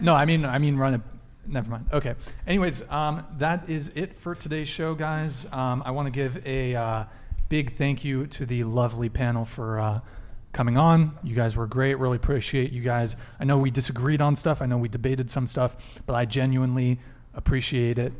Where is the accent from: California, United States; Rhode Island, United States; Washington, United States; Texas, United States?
California, United States; Santa Barbara; also born or lived in France; I moved to Santa Barbara when I was five, so I've lived here for a long time